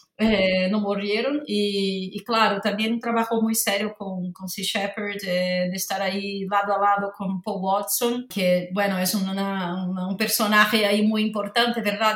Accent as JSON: {"language": "Spanish", "region": "Rio de Janeiro", "country": "Brazil", "second_language": "Spanish", "moved": "yes", "said": "Soy de Río de Janeiro, brasileña, entonces desde muy pequeña tengo una relación muy, muy próxima con el mar"}